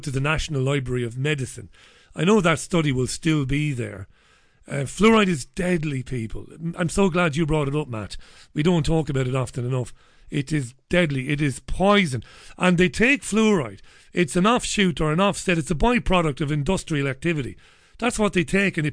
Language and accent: English; Ireland; accent: Irish; moved away as an adult; also born or lived in Greater Manchester, England; now in Salford, United Kingdom; I come from Ireland